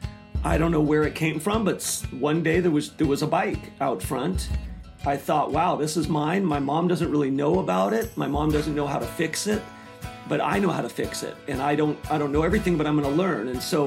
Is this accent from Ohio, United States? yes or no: no; Glen Ellen, California, United States; I was born in Northern California in Glen Ellen